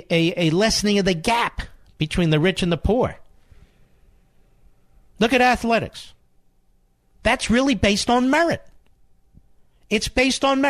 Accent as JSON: {"language": "English", "town": "Philadelphia", "region": "Pennsylvania", "country": "United States", "said": "as a Philadelphian"}